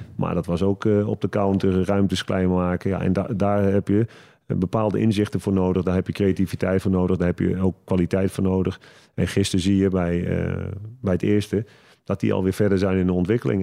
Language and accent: Dutch; Netherlands; moved away as an adult; also born or lived in Portugal; Ik, ik, ik blijf Hollander natuurlijk, Nederlander